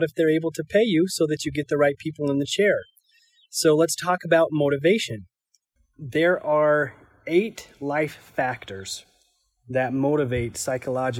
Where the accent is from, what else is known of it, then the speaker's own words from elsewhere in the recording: Iona, Idaho, United States; moved away; I'm up in my hometown of Iona, Idaho.